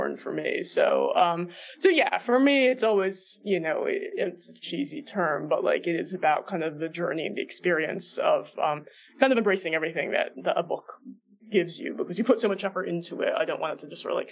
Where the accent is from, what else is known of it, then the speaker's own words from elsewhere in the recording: New Jersey, United States; moved away; I grew up in New Jersey